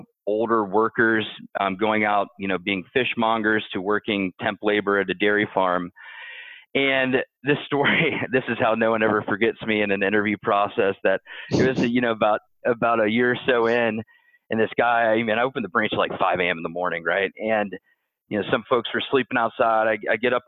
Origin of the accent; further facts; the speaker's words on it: Ohio, United States; also born or lived in Louisville, Kentucky; I was born in Louisville, Kentucky, but grew up mostly in Ohio.